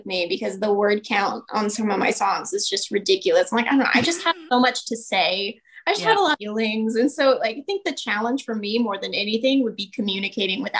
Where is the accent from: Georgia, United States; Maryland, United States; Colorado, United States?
Colorado, United States; Parker; I grew up in Parker